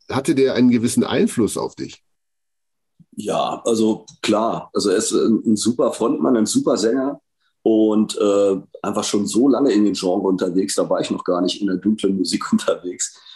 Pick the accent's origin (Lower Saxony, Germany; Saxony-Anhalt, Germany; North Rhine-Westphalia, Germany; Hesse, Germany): Lower Saxony, Germany; Hanover; in meiner Heimatstadt passiert, tatsächlich in Hannover